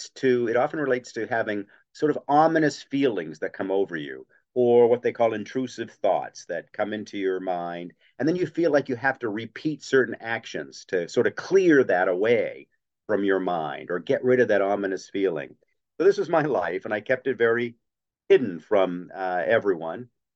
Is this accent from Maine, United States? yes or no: yes; Bangor, Maine, United States; I grew up in Bangor, had a very nice lower middle income upbringing.